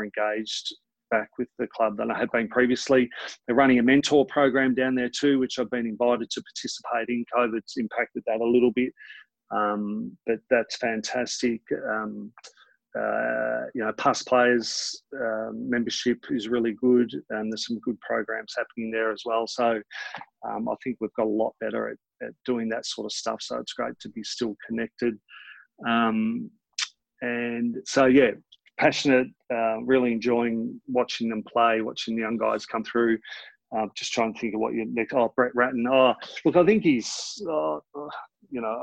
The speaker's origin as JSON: {"language": "English", "town": "Keysborough", "region": "Victoria", "country": "Australia", "tie": "born or raised there", "said": "I grew up in Keysborough"}